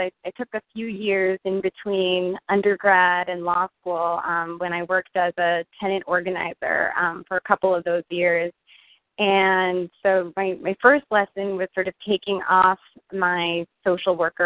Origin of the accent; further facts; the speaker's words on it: Westchester County, New York, United States; moved away as an adult; now in Washington, D.C., United States; I was born and raised in Westchester County, 45 minutes northwest of New York City